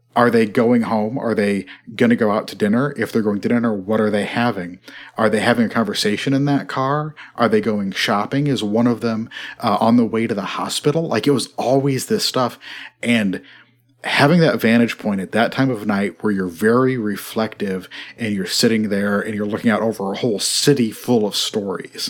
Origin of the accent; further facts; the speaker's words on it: Midwest, United States; I'm from the Midwest